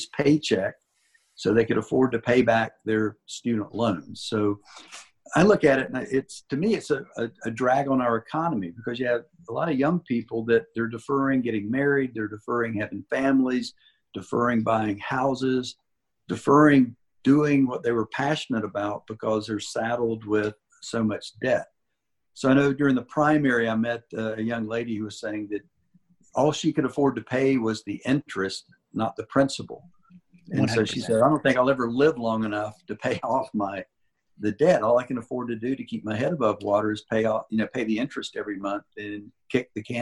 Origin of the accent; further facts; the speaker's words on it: Shelby, North Carolina, United States; now in Asheville, United States; I went through first grade through high school in Shelby in the public schools